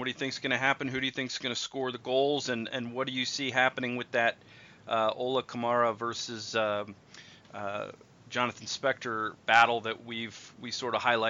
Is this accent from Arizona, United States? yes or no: no; Columbus, Ohio, United States; moved away as an adult; I'm from the Columbus area, so I always kind of keep an eye on things up there. In fact, I graduated from college and moved out of Columbus the year that the Crew started play.